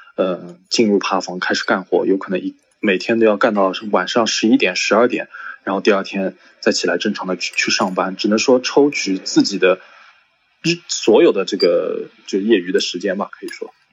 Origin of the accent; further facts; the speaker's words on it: Shanghai, China; 我是，来自上海的一位爬友，或者说是一个繁殖者